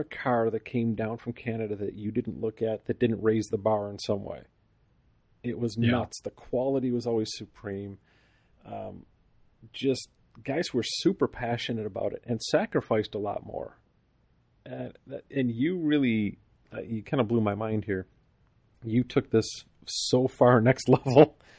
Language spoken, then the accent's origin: English; Buffalo, New York, United States; I grew up in Buffalo, New York. So yeah. The border was 20 minutes away.